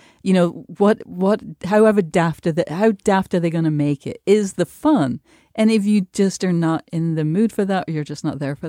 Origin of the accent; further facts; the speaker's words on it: United Kingdom; I have to just as a Brit interlude say